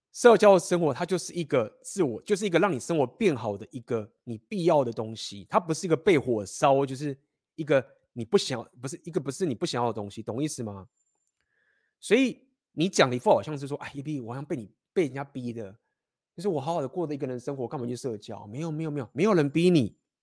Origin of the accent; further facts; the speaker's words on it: Taiwan; moved away; 我们都台湾人